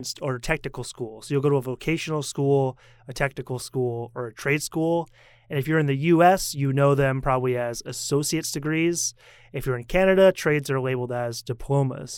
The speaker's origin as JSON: {"language": "English", "country": "United States", "moved": "yes", "lives_now": "Taiwan", "said": "as an American"}